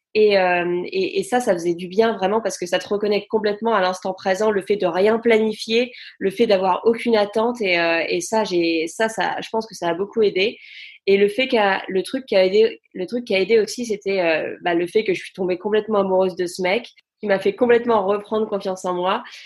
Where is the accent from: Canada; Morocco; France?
France; moved away as an adult; also born or lived in London, United Kingdom / Brighton, United Kingdom; now in United Kingdom; j'ai quitté la France quand j'avais 19 ans